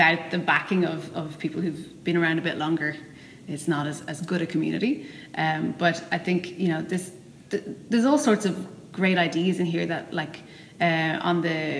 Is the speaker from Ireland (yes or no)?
yes; Dublin, Ireland; I went to Ballyfermot.